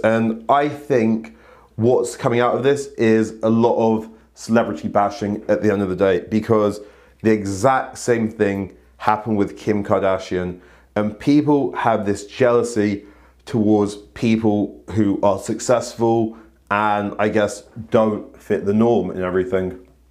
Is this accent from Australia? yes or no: no; United Kingdom; we are British